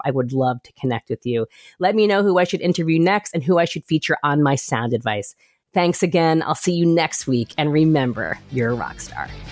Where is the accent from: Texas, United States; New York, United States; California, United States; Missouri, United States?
New York, United States; my hometown of New York